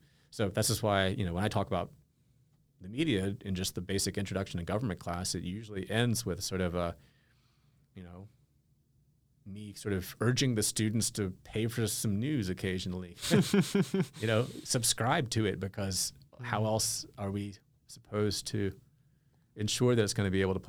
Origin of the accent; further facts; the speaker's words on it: Winston-Salem, North Carolina, United States; the Winston-Salem Journal from my hometown in North Carolina.